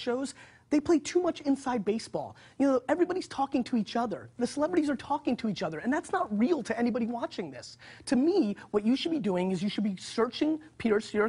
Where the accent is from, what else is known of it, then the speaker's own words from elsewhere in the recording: Belarus; moved away; I was born in Belarus, so I'm an immigrant.